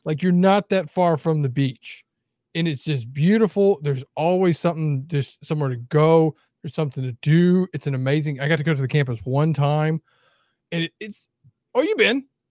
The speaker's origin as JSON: {"language": "English", "region": "Mississippi", "country": "United States", "tie": "born or raised there", "said": "growing up in Mississippi"}